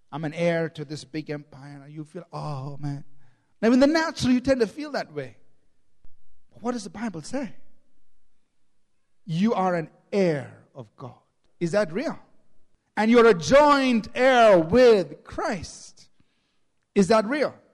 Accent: Chennai, Tamil Nadu, India; born there; My, I was born in Chennai and my mother's from Tamil Nadu.

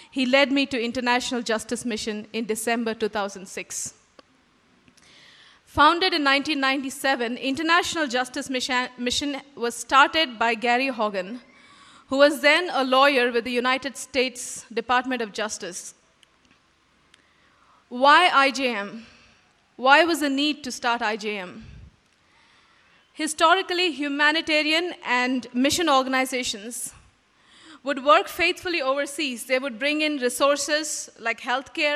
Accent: Mumbai, Maharashtra, India; moved away as an adult; now in Bangalore, India; Growing up in Bombay and working with my parents in their church

